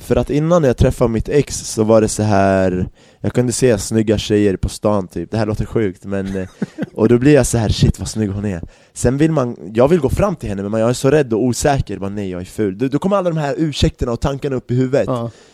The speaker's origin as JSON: {"language": "Swedish", "town": "Järfälla", "region": "Stockholm County", "country": "Sweden", "tie": "born or raised there", "also_born_or_lived": "Baghdad, Iraq / Barcelona, Spain", "said": "när jag växte upp i Jakobsberg"}